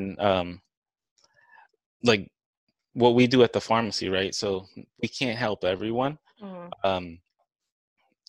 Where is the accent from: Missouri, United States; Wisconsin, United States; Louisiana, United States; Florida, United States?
Louisiana, United States; New Orleans; now in Dallas, United States; I'm from New Orleans